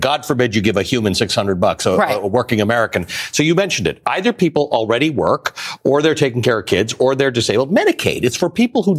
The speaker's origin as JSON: {"language": "English", "country": "Canada", "said": "I'm a Canadian"}